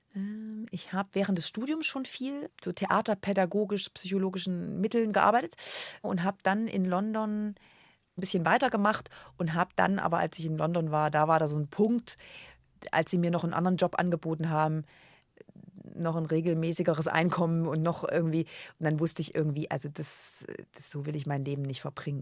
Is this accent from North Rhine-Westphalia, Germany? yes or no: no; a small village near Erfurt, Thuringia, Germany; moved away as an adult; also born or lived in Frankfurt am Main; Jetzt komme ich wirklich aus Erfurt, bei Erfurt, ein ganz kleines Dorf, 80 Einwohner